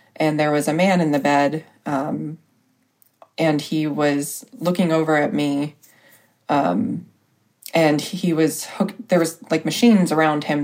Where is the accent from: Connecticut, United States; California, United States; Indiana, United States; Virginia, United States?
Indiana, United States; Richmond; also born or lived in Arizona; Richmond, Indiana